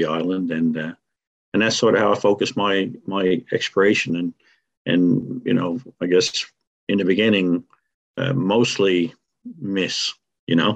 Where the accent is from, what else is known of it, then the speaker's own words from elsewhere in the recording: Grand Falls-Windsor, Newfoundland and Labrador, Canada; now in CBS, Canada; it was a town I grew up in, former Grand Falls, now Grand Falls, Windsor